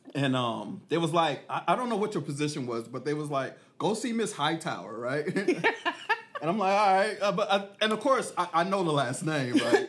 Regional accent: Killeen, Texas, United States; out here in Killeen, Texas, my hometown.

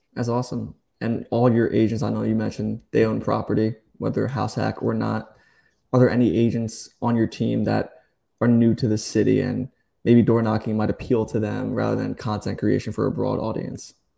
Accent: New Jersey, United States; moved away as an adult; now in Charleston, United States; I'm from New Jersey, just moved to Charleston.

